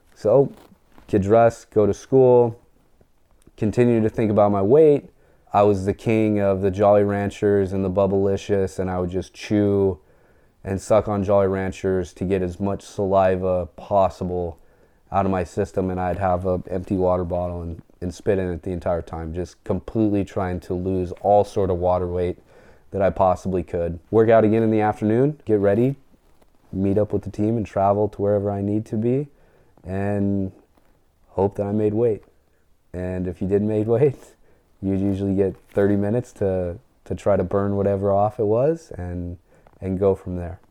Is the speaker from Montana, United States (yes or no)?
yes; Montana, United States; I grew up kind of in In southern Montana, we moved to the High Line of, of northern Montana.